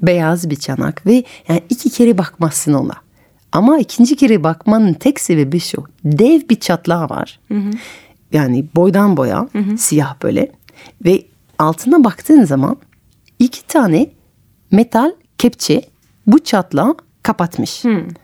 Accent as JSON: {"language": "Turkish", "town": "Paris", "region": "Île-de-France", "country": "France", "moved": "as an adult", "lives_now": "Istanbul, Turkey", "said": "ben de Parisliyim ve evet. İstanbul'da yaşıyorum uzun zamandır"}